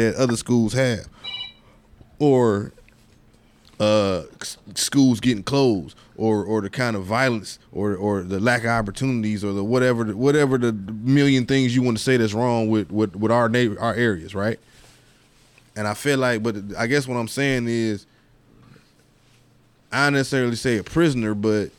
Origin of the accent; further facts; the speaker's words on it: United States; I was born here in America